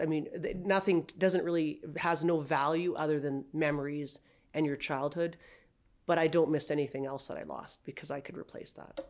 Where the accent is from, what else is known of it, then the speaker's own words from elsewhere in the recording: Saskatchewan, Canada; now in High River, Canada; I'm originally from Saskatchewan